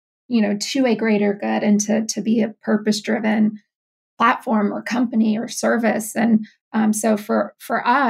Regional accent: Louisiana, United States; moved away as an adult; also born or lived in New York City; my hometown, but, you know, in Louisiana

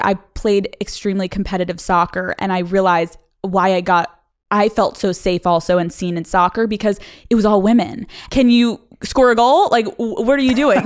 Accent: Pennsylvania, United States; moved away as an adult; also born or lived in Boston; I grew up in Pennsylvania

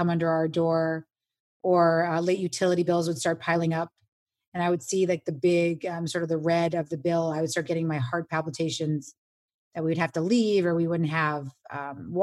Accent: New York City, New York, United States; I grew up on Avenue C and 14th Street

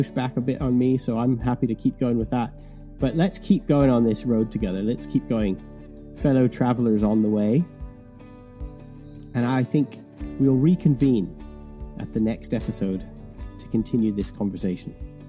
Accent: Canada; now in England, United Kingdom; so I'm Canadian who's been living in England for 25 years, which is why I have this strange accent. I think you thought I was Irish, Chris.

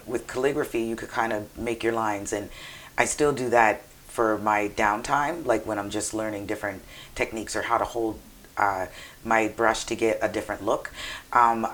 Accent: Nova Scotia, Canada; also born or lived in Texas; I'm from Nova Scotia, so I always grew up with white friends.

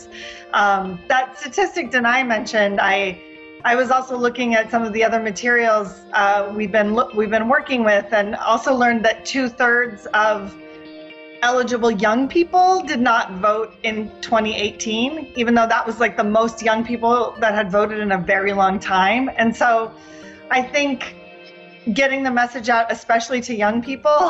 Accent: Washington, United States; now in New York, United States; little town in Washington State, but I've been here about 20 years.

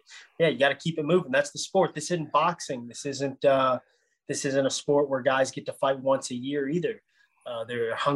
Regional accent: Shreveport, Louisiana, United States; moved away as an adult; also born or lived in Florida / Northern California; now in Houston, United States; I grew up in Shreveport, Louisiana, but I've been bouncing around my entire career

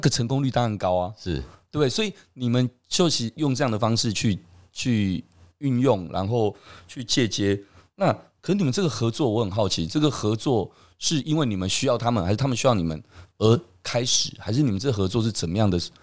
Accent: Taiwan; 我们台湾人其实真的还蛮骄傲的

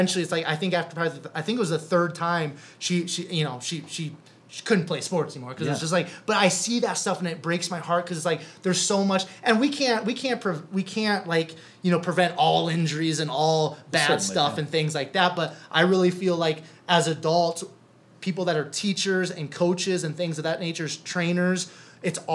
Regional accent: Cherokee, Iowa, United States; moved away as an adult; also born or lived in Sioux Falls, South Dakota; Main Street in Cherokee, Iowa. That's my hometown

